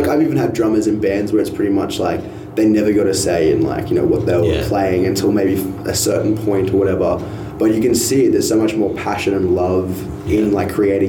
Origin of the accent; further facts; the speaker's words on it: North Queensland, Australia; moved away as an adult; also born or lived in Townsville; now in Brisbane, Australia; I'm from North Queensland, so country's ingrained in me from a kid.